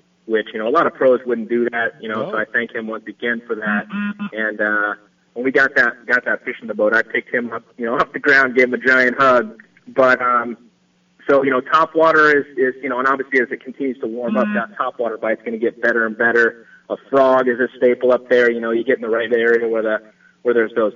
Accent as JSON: {"language": "English", "region": "Florida", "country": "United States", "tie": "born or raised there", "moved": "yes", "said": "I grew up in Florida"}